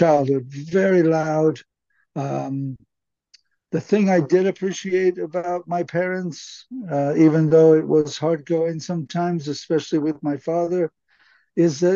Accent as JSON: {"language": "English", "town": "Los Angeles", "region": "California", "country": "United States", "tie": "born or raised there", "said": "They met in Los Angeles, California, which is where I ultimately was born in 1966"}